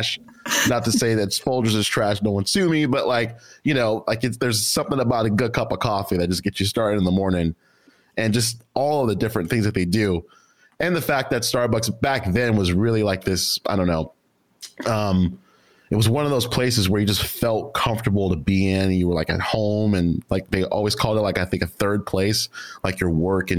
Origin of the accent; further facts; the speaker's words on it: Houston, Texas, United States; also born or lived in Nacogdoches, Texas; now in Austin, United States; Southside, Houston, Texas, where I'm from